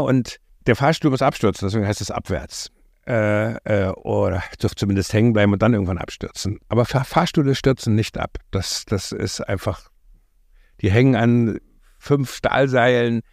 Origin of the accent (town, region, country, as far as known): East Germany, Germany